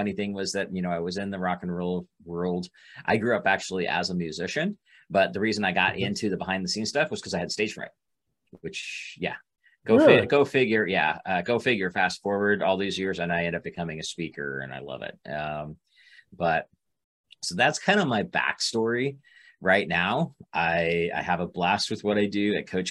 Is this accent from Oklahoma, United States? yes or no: no; Boise, Idaho, United States; moved away as an adult; also born or lived in Phoenix, Arizona; originally I'm from Boise, Idaho. Right. Born and raised there, went to a small, tiny school town outside of Boise. Once I got older, I realized it was way too small for me. Ended up in Phoenix for 18 years.